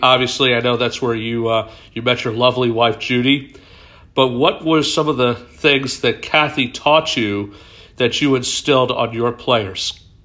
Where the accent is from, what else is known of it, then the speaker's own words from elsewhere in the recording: Philadelphia, Pennsylvania, United States; I'm a Philadelphian. I was uh, I love this city. I'm proud to be a Philadelphian.